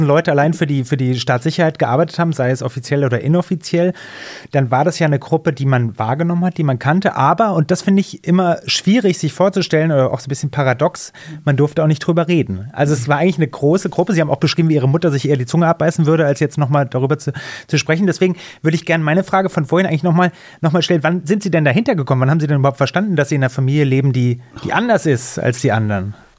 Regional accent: West Germany, Germany; bin gebürtiger Wessi

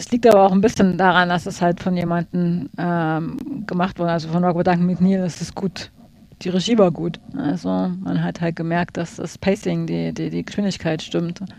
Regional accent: Saxony, Germany; ich komme aus Sachsen. In Sachsen grillt man im Februar an.

